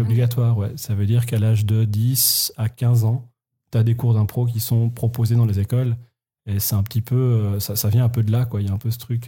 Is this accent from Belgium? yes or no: no; Switzerland; en tant que Suisse